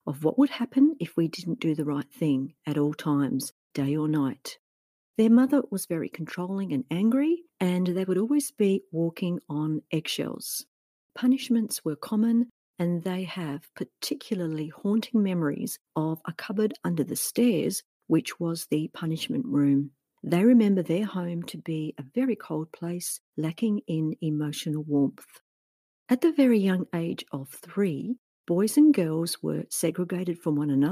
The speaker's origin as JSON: {"language": "English", "country": "Australia", "said": "living here in my home country of Australia"}